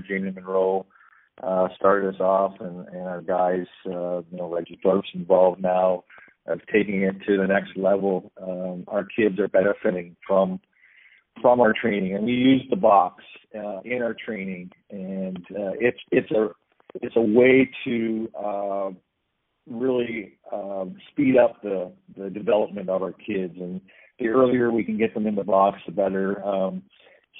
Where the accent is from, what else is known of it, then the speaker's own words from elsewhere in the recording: Canada; a Canadian citizen